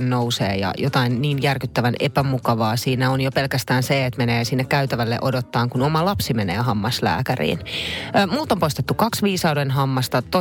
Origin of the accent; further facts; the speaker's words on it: Naantali, Southwest Finland, Finland; Mä muistan, me muutettiin Naantalista Vantaalle, jossa mä asuin yhden vuoden. Mä kävin vitosluokan siellä, kunnes muutettiin sitten takaisin Naantaliin perheen kanssa.